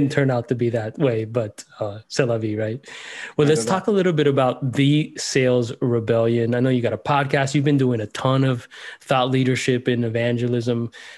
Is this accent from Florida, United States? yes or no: yes; Miami, Florida, United States; I grew up in Miami